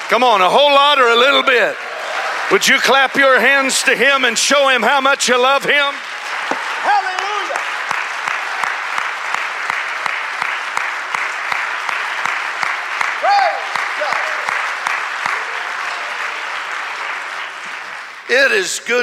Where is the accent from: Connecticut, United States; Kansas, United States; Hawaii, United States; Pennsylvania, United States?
Hawaii, United States; Honolulu; I am from Honolulu.